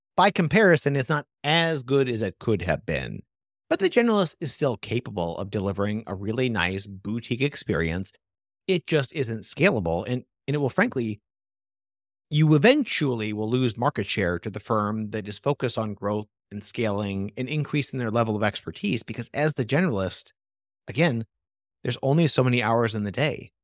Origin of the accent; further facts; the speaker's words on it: Portland, Oregon, United States; I come from Portland, Oregon, tons of small businesses there